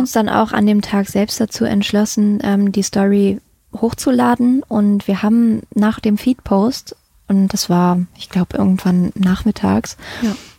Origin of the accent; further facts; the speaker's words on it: Mettmann, North Rhine-Westphalia, Germany; also born or lived in Düsseldorf; ich bin ja in Mettmann aufgewachsen